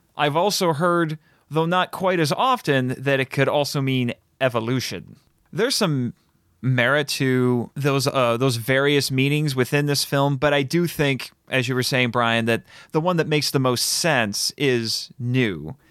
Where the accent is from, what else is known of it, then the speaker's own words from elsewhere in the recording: United States; I'm very happy being an American